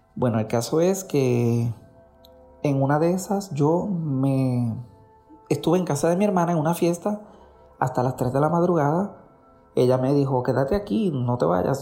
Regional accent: Puerto Rico; moved away as an adult; now in New Jersey, United States; Soy de Puerto Rico, pero vivo en Estados Unidos hace 11 años, en el estado de Nueva Jersey

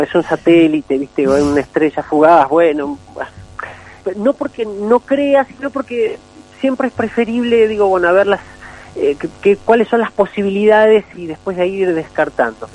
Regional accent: Capilla del Monte, Córdoba, Argentina; moved away as an adult; now in Buenos Aires, Argentina; yo me crío acá en Capilla del Monte desde que tengo un año y bueno, este, viví toda mi vida

